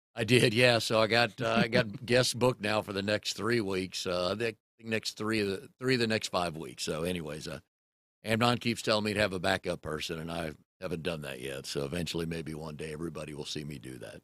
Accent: Raleigh, North Carolina, United States; also born or lived in Richmond; I moved here in nineteen seventy-four, moved away for a while, but I grew up in Fairfax Hills. So if you're from the Triangle area, it's right off Falls and Noose by Millbrook Road

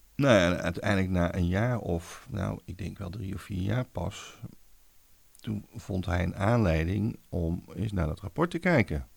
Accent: Wouw, North Brabant, Netherlands; Ik kom uit West-Brabant, uit een dorpje Wouw

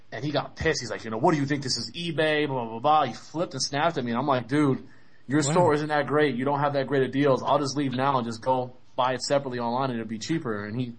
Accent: New York, United States; moved away; also born or lived in Connecticut; I'm originally from New York, man, but I lived in Connecticut for a while too

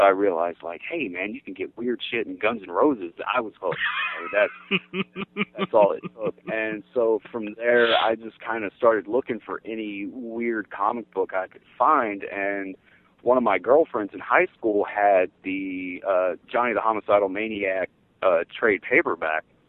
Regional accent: the South, United States; I grew up in the South.

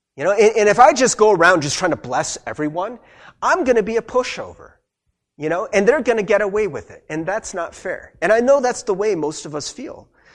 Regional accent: United States; I'm Korean American. I grew up in America.

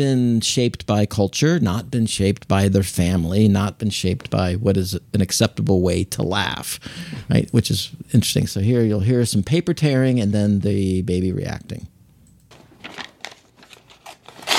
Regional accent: United States; I'm an American. I speak one language

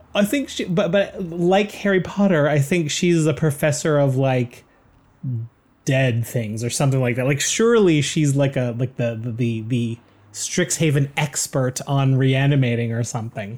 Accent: Canada; We're proud Canadian podcasters

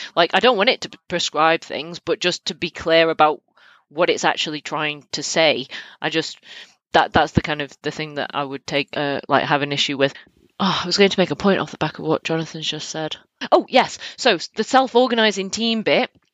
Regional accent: United Kingdom; I'm British.

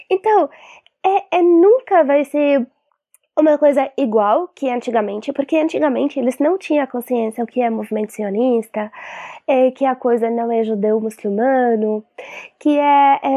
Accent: Palestine; Portuguese is a second language; also born or lived in Syria; now in Brazil; eu sou da Palestina, nascida da Síria, moro aqui no Brasil. Saí da Síria ilegalmente.

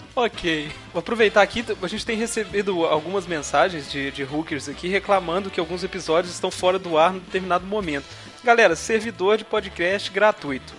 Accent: Juiz de Fora, Minas Gerais, Brazil; eu sou carioca do Brejo aqui, né, que Juiz de Fora fica bem mais perto do Rio do que de BH

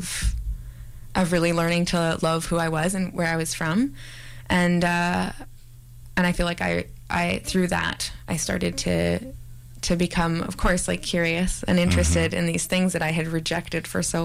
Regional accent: Victoria, British Columbia, Canada; moved away; also born or lived in Montreal; growing up in Victoria, which is sort of very white, and especially my elementary school

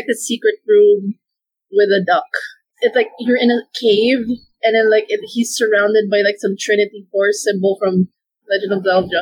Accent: Davao, Davao Region, Philippines; I'm from Davao.

